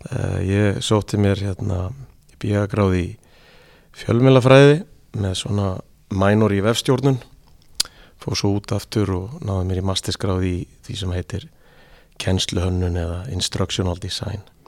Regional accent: Seltjarnarnes, Capital Region, Iceland; moved away as an adult; also born or lived in Erie, Pennsylvania, United States; Ég fættur og uppalinn á Seldjarnanessi í mikillir KR fjölskyldu

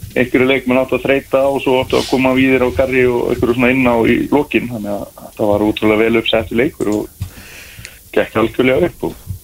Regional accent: Neskaupstaður, Eastern Region, Iceland; ég er náttúrulega frá Neskjöpstað

